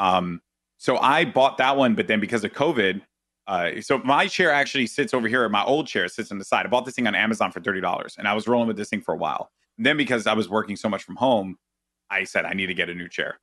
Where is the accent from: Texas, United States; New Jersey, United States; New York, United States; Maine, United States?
New York, United States; New York City; I'm Puerto Rican, I'm from the Bronx